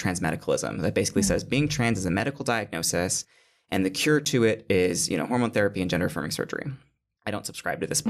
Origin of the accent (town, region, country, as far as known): Michigan, United States; moved away as an adult; now in New York City, United States